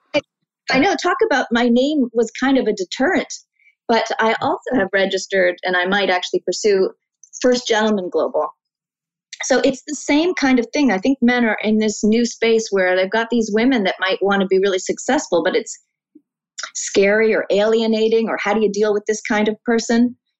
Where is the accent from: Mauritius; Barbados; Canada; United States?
Canada; as a Canadian